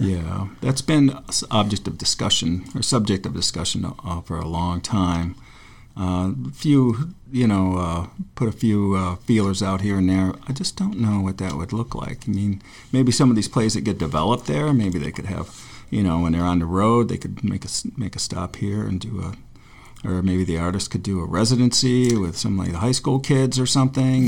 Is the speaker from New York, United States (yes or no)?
yes; Forestville, New York, United States; my hometown, which is like a frozen little shithole in western New York on the Great Lakes